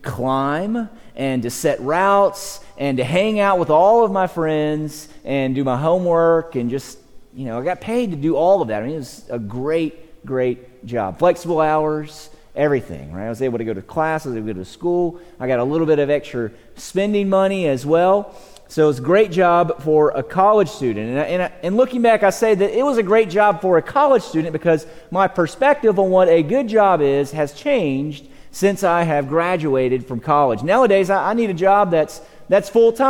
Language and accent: English; Georgia, United States; moved away as an adult; now in Texas, United States; I'm from Georgia